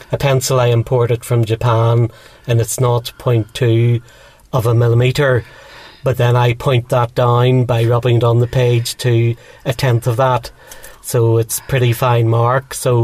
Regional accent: Dublin, Leinster, Ireland; also born or lived in Belfast; now in Donaghadee, United Kingdom; I was born in Belfast and brought up for the first part of my life in Dublin, and then moved back north of Ireland to a little place called Donaghadee, which is a small seaside town with a harbour and some fishing boats.

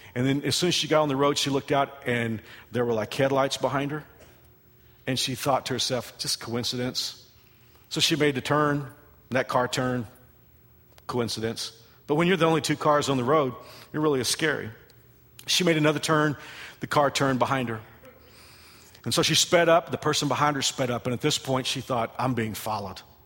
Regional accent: Texas, United States; now in Kansas, United States; I am from Texas. Kansas is my home.

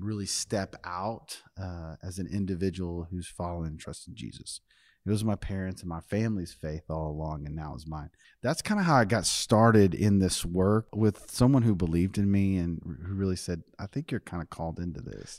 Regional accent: North Richmond, Texas, United States; the neighborhood I grew up playing baseball in North Richmond

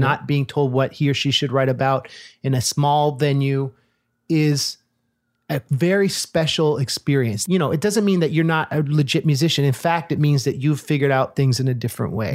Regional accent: Oakland, California, United States; I grew up in Oakland

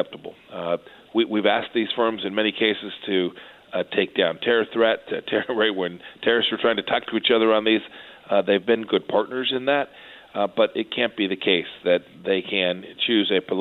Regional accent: Kansas, United States; Kansas, my home state

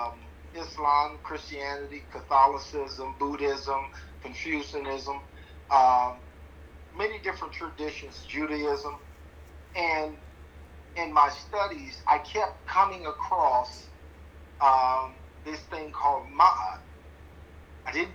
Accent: Chicago, Illinois, United States; I was born in 1960 in Chicago, Illinois

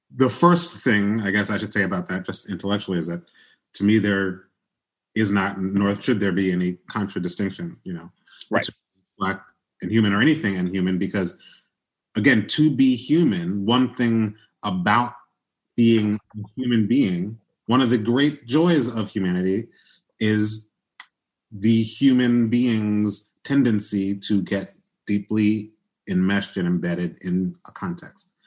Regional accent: Chicago, Illinois, United States; also born or lived in New York; I was born in New York in a, like a mostly black context. Everybody I knew was a working class black person. I moved to Chicago when I was a kid

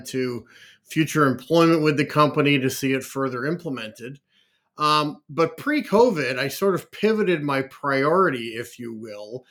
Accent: Canada; also born or lived in Liverpool, England / Oakville, Ontario; I was born in Liverpool, England, and have grown up most of my life and lived in Canada

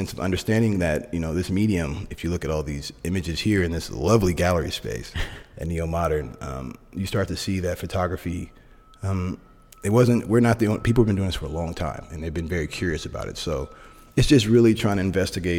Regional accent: Oakland, California, United States; also born or lived in Sacramento; I'm originally born and raised in Oakland, right across the bay, but I'm a Bay Area kid

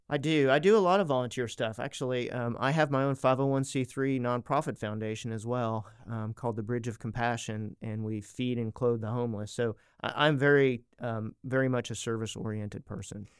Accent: East Coast, United States; moved away as an adult; now in Arkansas, United States; I grew up on the East Coast, so I'm not technically local, but I've been in Arkansas for about thirty years

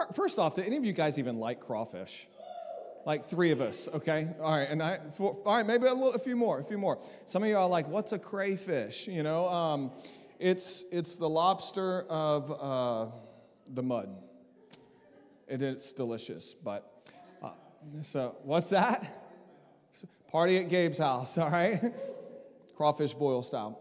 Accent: Southeast Texas, United States; also born or lived in South Mississippi; I grew up in Southeast Texas, born in Mississippi, South Mississippi, grew up in Southeast Texas.

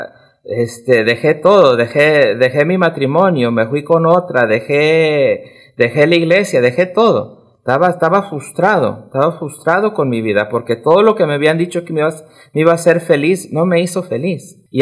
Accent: Ecuador; born or raised there; now in Denver, United States

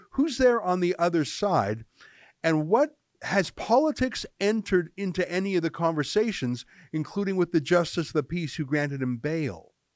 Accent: Canada; I'm just a Canadian

